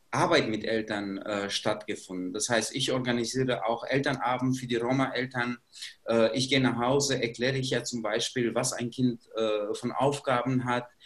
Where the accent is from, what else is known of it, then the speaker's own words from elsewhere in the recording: Kosovo; German is a second language; moved away as an adult; now in Germany; Ich bin nicht in Deutschland geboren, ich komme aus ehemaligen Jugoslawien bzw. aus dem Kosovo und ich bin als 20-Jähriger hier in Deutschland gekommen.